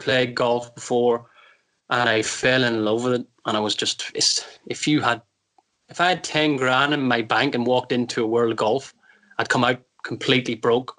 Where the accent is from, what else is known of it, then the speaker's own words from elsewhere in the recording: Ireland; Because I'm like you, I'm Irish, I played hurling, and that's the way I hold the golf club.